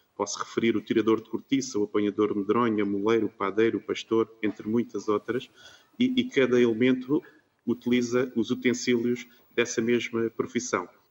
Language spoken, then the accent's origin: Portuguese; Algarve, Portugal; nós que somos do Algarve